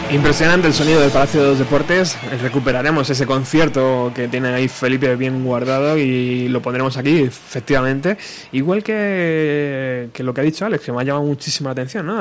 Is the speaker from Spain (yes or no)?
yes; Spain; fan español